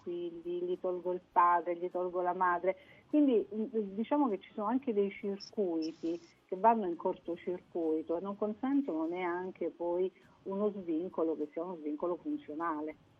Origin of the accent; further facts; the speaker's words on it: Apulia, Italy; moved away as an adult; io sono pugliese di, di nascita, insomma fino ai miei 19 anni sono stata in Puglia